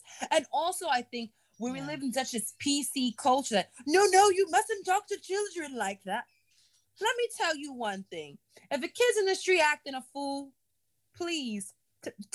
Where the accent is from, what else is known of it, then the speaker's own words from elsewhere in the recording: New York City, New York, United States; I'm a New Yorker. I live in quite a big city